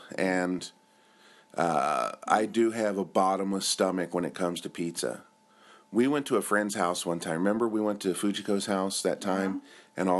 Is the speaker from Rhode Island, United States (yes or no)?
no; Cincinnati, Ohio, United States; moved away as an adult; now in Japan; I'm from Cincinnati